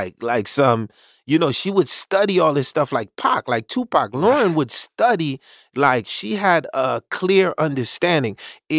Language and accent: English; Haiti; once again, I came from Haiti, so I didn't.